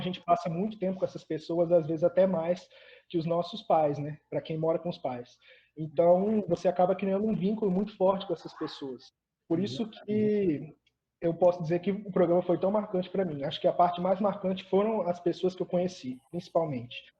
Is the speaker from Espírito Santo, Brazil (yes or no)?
yes; Colatina, Espírito Santo, Brazil; moved away as an adult; also born or lived in Vitória; Eu sou do interior, eu sou uma pessoa que saiu do interior, eu sou de Colatina, e aí eu fui para Vitória estudar